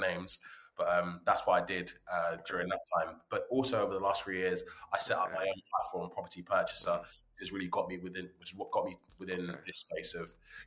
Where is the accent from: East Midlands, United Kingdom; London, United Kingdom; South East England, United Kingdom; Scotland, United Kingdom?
London, United Kingdom; also born or lived in Hertfordshire; now in Watford, United Kingdom; I was born in 91. I'm 30 years old. And then, just always lived in and around North London, then Hertfordshire